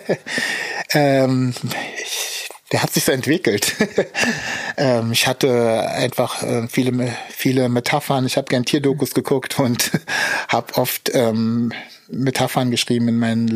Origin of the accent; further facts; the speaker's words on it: Berlin, Germany; also born or lived in Zaporizhzhia, Ukraine; aufgewachsen bin ich hier um die Ecke in Schöneberg. Ähm, geboren bin ich aber in der Ukraine, Zaporozhye heißt die Stadt